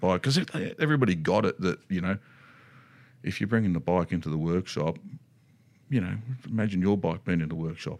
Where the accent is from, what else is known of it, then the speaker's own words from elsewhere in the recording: Australia; decided to stay, had their family and stayed in Australia